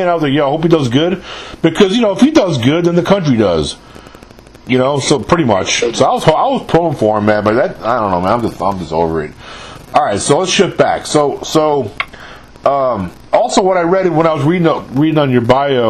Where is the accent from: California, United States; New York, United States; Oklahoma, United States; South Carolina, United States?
New York, United States; I was born and raised in New York